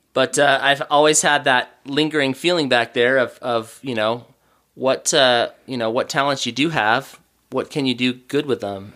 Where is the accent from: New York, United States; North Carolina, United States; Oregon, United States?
Oregon, United States; moved away as an adult; now in Utah, United States; I grew up in Oregon